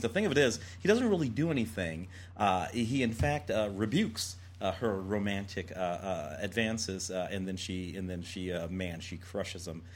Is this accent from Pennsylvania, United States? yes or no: no; St. Louis, Missouri, United States; growing up in St. Louis